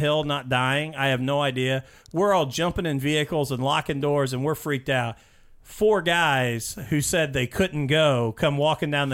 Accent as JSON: {"language": "English", "town": "Mitchell", "region": "Indiana", "country": "United States", "tie": "born or raised there", "said": "I grew up in Mitchell, Indiana"}